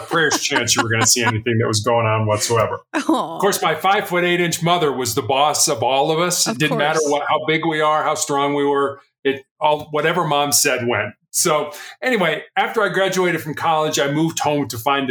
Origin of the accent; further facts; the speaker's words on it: Chicago, Illinois, United States; moved away as an adult; also born or lived in Charleston, South Carolina; I was born and raised in Chicago.